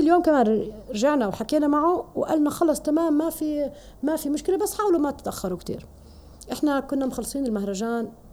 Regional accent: Jordan

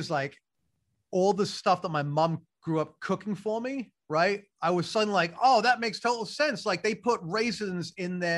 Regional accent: England, United Kingdom; I grew up in England and I love the place. And like, I still think of England as home

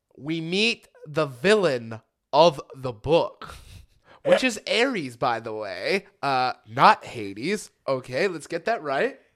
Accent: Lancaster, California, United States; I'm from Lancaster

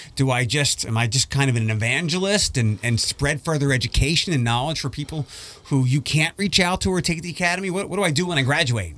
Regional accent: East Coast, United States; moved away; I'm from the East Coast

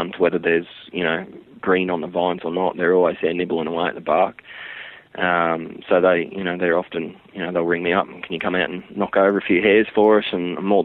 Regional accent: Brisbane, Queensland, Australia; also born or lived in Mungar, Queensland; I was born in Brisbane, lived here till on the outskirts of Brisbane, till I was about 10, and then I think my parents had sort of had enough of it, like city and noise and living on top of your neighbours, and they just had enough of it, and they bought a little block at a little country town called Mungar.

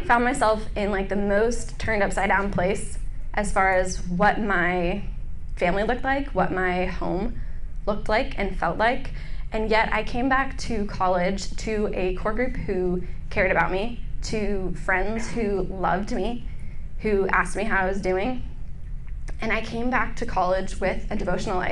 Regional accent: Northern Virginia, United States; also born or lived in Charlottesville, Virginia; I'm from Northern Virginia.

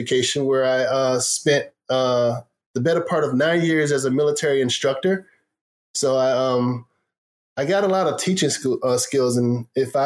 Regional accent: Jacksonville, Florida, United States; also born or lived in San Diego, California; now in Texas, United States; I'm a Florida boy. Born and raised in Jacksonville, Florida.

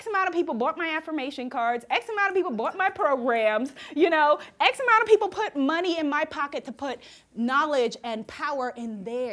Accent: New York, United States; I'm a New Yorker

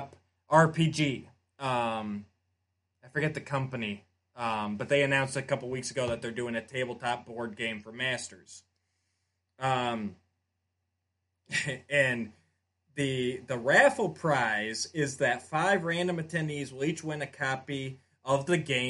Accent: Grand Rapids, Michigan, United States; I was born in Grand Rapids.

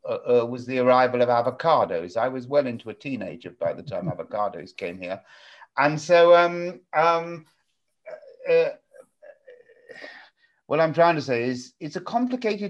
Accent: England, United Kingdom; I grew up in England

